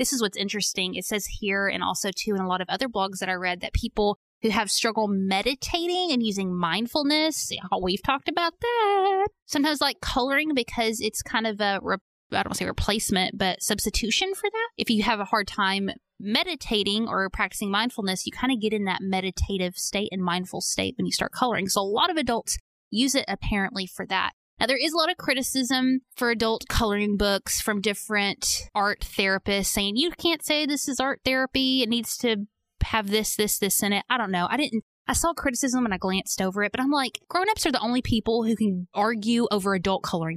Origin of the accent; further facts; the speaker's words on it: Arkansas, United States; accent: Southern; I'm Southern, so I pronounce it Young. I know it's not Young, like Y-O-U-N-G, but that's just how it comes out of my mouth, okay? I can't help it. I'm from Arkansas